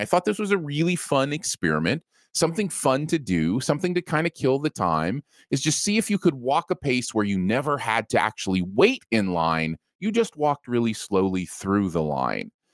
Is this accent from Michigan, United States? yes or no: yes; Michigan, United States; being from Michigan